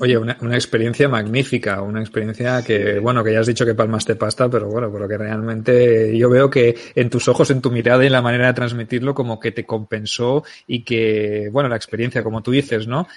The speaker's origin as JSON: {"language": "Spanish", "town": "Barcelona", "region": "Catalonia", "country": "Spain", "said": "soy de Barcelona"}